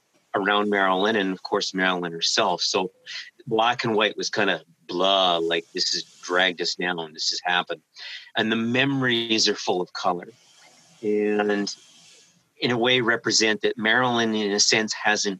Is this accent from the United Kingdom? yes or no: no; Canada; we're Canadian